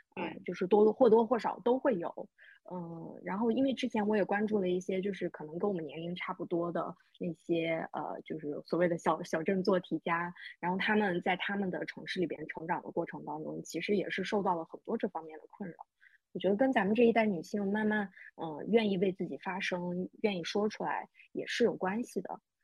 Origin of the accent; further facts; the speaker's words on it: northern China, China; 我虽然作为一个北方人